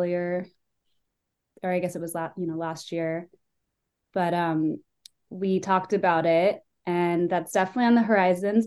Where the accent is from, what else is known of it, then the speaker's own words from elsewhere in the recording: San Francisco, California, United States; I grew up in San Francisco, where classic rock and live music were a really big part of my upbringing